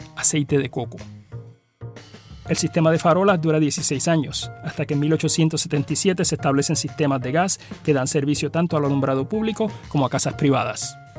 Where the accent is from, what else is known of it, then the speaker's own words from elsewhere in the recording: Arroyo, Puerto Rico; mi pueblo de Arroyo